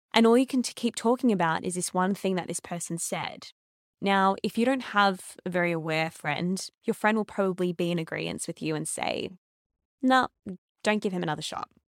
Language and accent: English; Melbourne, Victoria, Australia; I'm from Melbourne